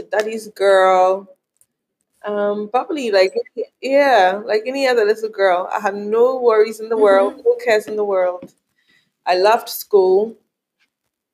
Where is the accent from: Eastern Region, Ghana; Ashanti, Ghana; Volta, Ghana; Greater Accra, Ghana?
Ashanti, Ghana; Kumasi; also born or lived in Cape Coast, Ghana; I'm half Yoruba, half Fanti Ghanaian. Born and raised in Ghana